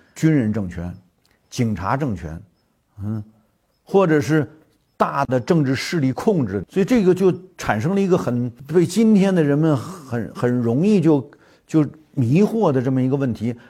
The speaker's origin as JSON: {"language": "Chinese", "country": "China"}